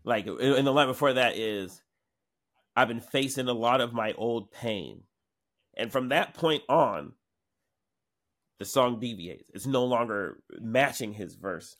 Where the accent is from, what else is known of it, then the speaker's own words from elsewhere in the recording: Seattle, Washington, United States; also born or lived in New York; growing up in Seattle